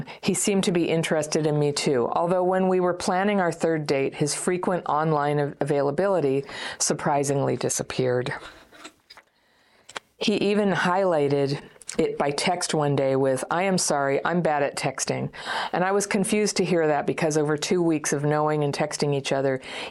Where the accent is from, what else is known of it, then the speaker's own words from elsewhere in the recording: Ukraine; English is a second language; moved away; Last year, a tragic situation happened in my country, the war. I'm from Ukraine. And at the beginning of the war, I had to flee the country and stay at my friend's in Berlin.